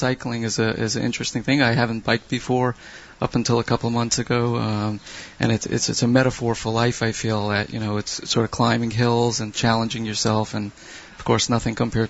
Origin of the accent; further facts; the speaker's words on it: Brooklyn, New York, United States; I'm from Brooklyn.